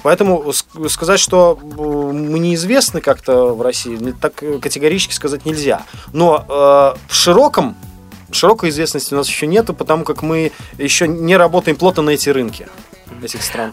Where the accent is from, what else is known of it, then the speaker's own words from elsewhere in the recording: Belarus; мы из Беларуси